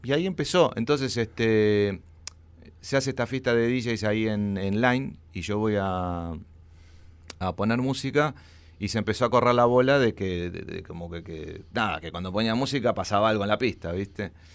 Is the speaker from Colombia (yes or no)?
no; Buenos Aires, Argentina; Nací en Villa Crespo, en, bueno, ahí eh, en Araos